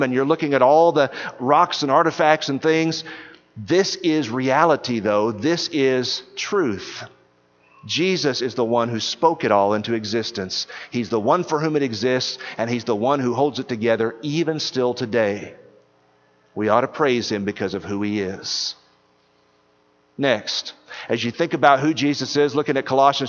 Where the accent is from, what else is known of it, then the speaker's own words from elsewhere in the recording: East Texas, United States; I grew up in East Texas